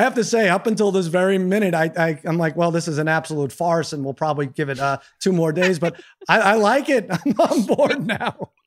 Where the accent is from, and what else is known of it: Brooklyn, New York, United States